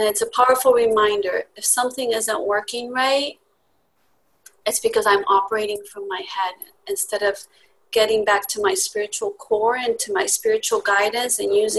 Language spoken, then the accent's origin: English; Spain; moved away as an adult; now in Laguna Beach, United States; I grew up in Spain, and I did my first year of architecture school there